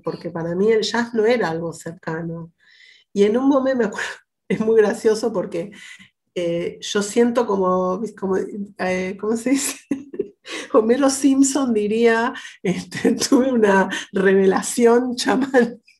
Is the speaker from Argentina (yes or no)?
yes; Argentina; yo como argentina blanca